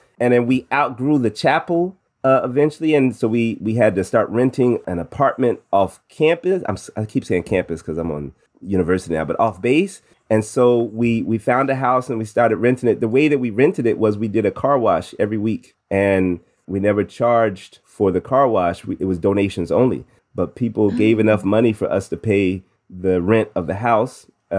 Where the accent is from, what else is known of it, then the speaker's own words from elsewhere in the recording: Midwest, United States; also born or lived in New Jersey / Missouri / Illinois / Indiana; Born in New Jersey, but raised in the Midwest between Missouri, Illinois, and Indiana.